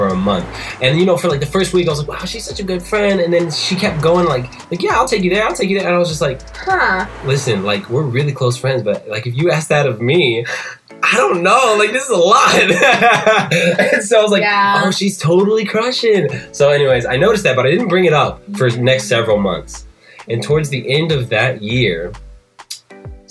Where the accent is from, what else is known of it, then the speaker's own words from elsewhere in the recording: Indiana, United States; moved away; my backyard in Indiana